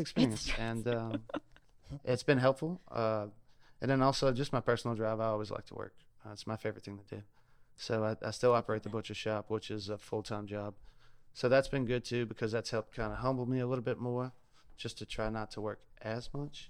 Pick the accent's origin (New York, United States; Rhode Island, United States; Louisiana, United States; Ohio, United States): Louisiana, United States; South; now in Ocean Springs, United States; I'm originally from South Louisiana